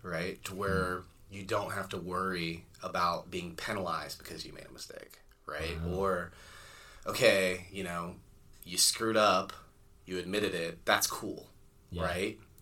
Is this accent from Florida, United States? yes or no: yes; Florida, United States; I grew up in Florida on kind of like a mangrove island kind of deal